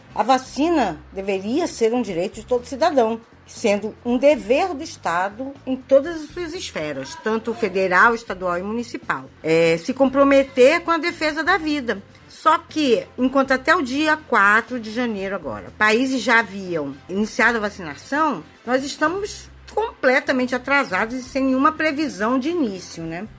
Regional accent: Brazil; Nós somos brasileiros

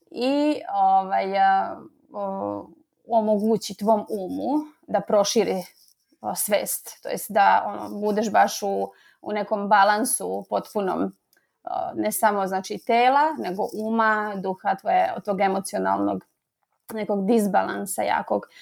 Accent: Slovakia

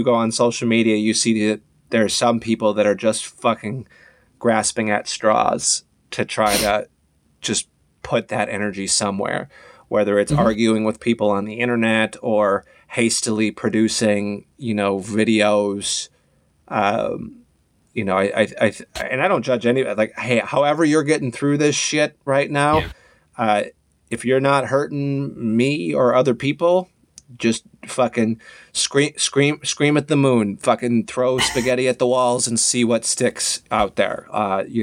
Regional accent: Harvey, Illinois, United States; also born or lived in Peoria, Illinois; now in Los Angeles, United States; I was born in Harvey, Illinois, so like suburbs of Chicago, like south side of Chicago

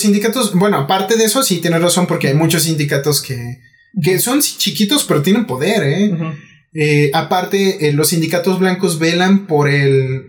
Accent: Mexico; ¿qué podemos hacer como mexicanos?

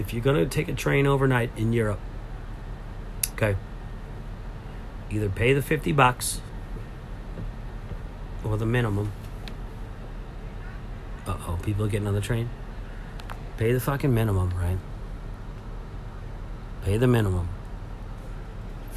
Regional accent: Lynn, Massachusetts, United States; I am from Lynn

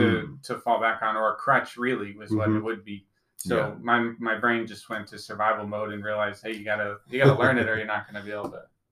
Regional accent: Pueblo, Colorado, United States; moved away as an adult; also born or lived in Bolivia; we grew up, where I'm from Pueblo, Colorado, and there's a large Latin American population, definitely at the very least the influence of it. So I kind of grew up around it. I didn't learn Spanish

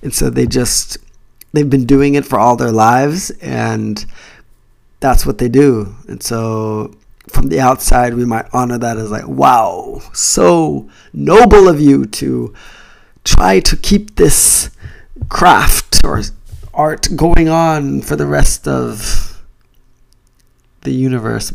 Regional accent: United States; now in Japan; I'm Jamaican Chinese, so you're gonna find some stuff about being black and being mixed and growing up in the US

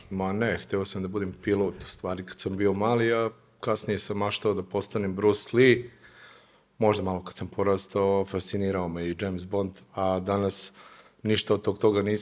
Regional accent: Bijeljina, Republika Srpska, Bosnia & Herzegovina; moved away as an adult; also born or lived in Cyprus / Germany / Vienna, Austria; posle završetka fakulteta ovaj, jedva sam dočekao priliku da se ponovo vratim uh, u grad u kome sam odrastao u Bijeljinu. Uh, posle dvije, tri godine, kasnije sam otišao u Beč, gdje sam i magistrirao

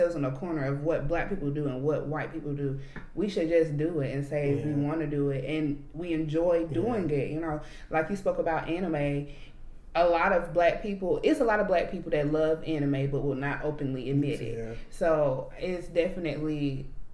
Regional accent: Alabama, United States; We're both from Alabama.

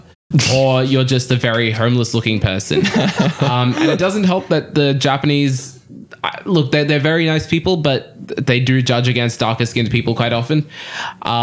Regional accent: India; As an Indian, our facial hair grows immensely quickly

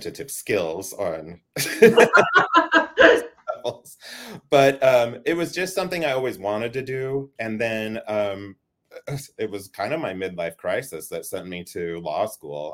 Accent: Idaho, United States; also born or lived in Pocatello, Idaho / Boise, Idaho / Burley, Idaho / California; I'm a native Idahoan in that, like, as much as a person who's not an actual native can be. I was born in Pocatello, Idaho. We lived there until, gosh, like second grade, and then we lived over here in Boise for a little while.

